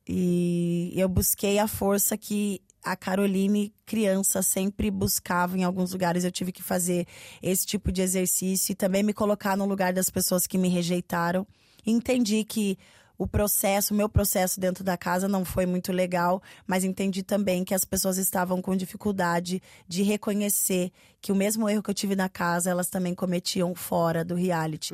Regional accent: Curitiba, Paraná, Brazil; eu sou uma artista do sul de, do Brasil, eu sou de Curitiba

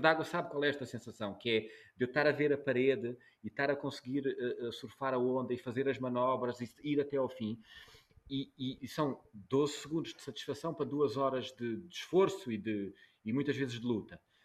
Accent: Algarve, Portugal; also born or lived in Angola; Eu, eu nasci em Angola, cresci no Algarve

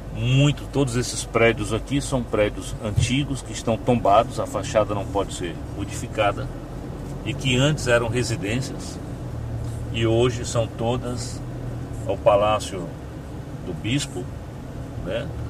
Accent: Campo Maior, Piauí, Brazil; also born or lived in Fortaleza; now in Teresina, Brazil; eu nasci em Maior. sou aqui de Maior, 80 quilômetros da, da capital. Meus pais eram do campo, vim para a cidade com 4 anos

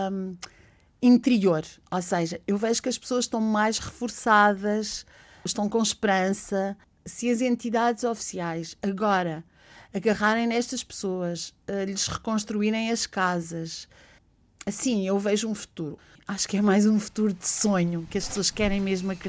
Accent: Alenquer, Lisbon, Portugal; born there; now in Monchique, Portugal; sou artista plástica, eh, nasci em Alenquer e, e estou a viver em Monchique há, há 20 anos e fui para Monchique pela natureza.

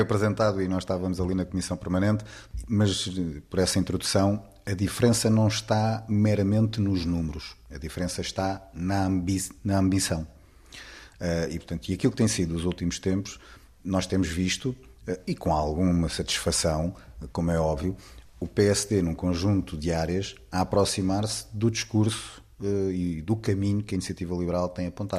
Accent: Portugal; como portugueses

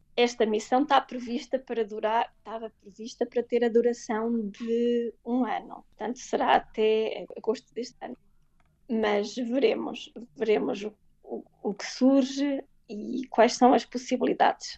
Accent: Portugal; moved away as an adult; ser portuguesa pelo mundo

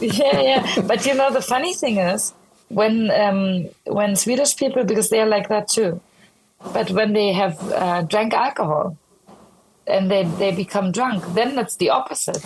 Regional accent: Berlin, Germany; now in Stockholm, Sweden; I'm like born and raised in Berlin.

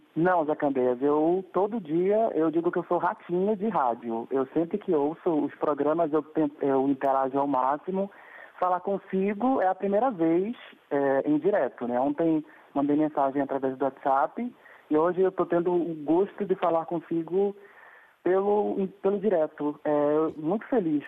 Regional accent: Pará, Brazil; Eu sou paraense, porém não, não sei dançar carimbó

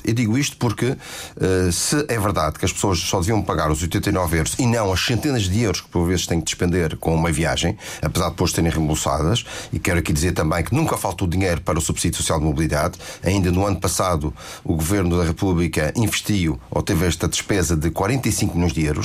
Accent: Madeira, Portugal; a minha terra

